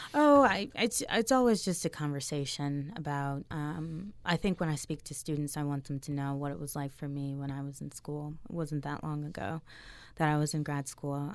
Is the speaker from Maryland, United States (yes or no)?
yes; Maryland, United States; I grew up in Maryland